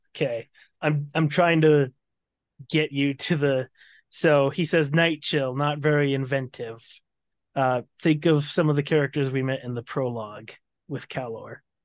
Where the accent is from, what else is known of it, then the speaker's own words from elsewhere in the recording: United States; I'm American